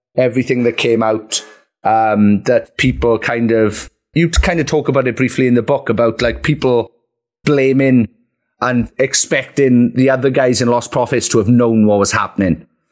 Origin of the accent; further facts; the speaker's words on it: Merthyr Tydfil, Wales, United Kingdom; my hometown of Merthyr